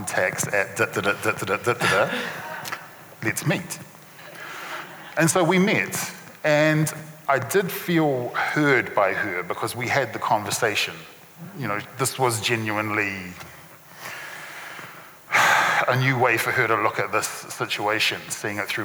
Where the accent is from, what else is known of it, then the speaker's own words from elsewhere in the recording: Christchurch, Canterbury, New Zealand; having grown up in Christchurch